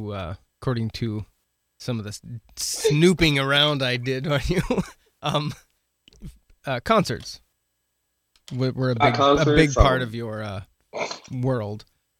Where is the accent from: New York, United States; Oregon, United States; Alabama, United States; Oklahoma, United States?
Oregon, United States; Western; I grew up in Western Oregon